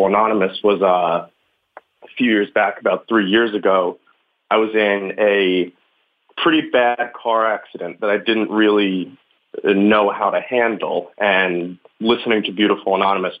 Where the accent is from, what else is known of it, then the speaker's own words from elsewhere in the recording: Long Island, New York, United States; now in Brooklyn, United States; I'm from Long Island, so it's suburban